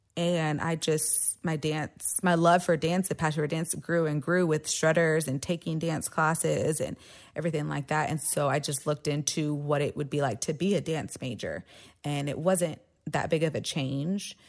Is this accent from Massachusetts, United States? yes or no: no; Austin, Texas, United States; also born or lived in San Marcos, Texas; I grew up here in Austin, Texas